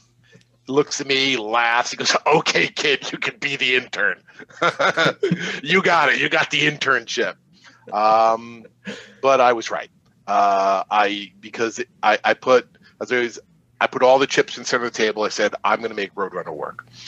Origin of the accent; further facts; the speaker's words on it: Long Island, New York, United States; I grew up on Long Island